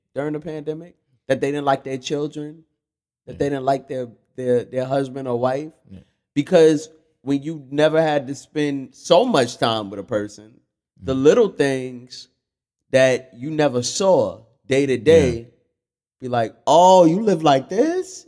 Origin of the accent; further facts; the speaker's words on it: New York City, New York, United States; I grew up in Fort Greene